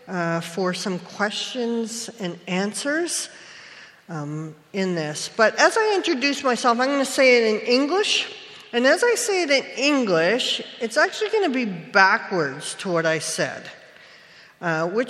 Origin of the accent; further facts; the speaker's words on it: Saskatchewan, Canada; I was born in Saskatchewan, which is part of Treaty 4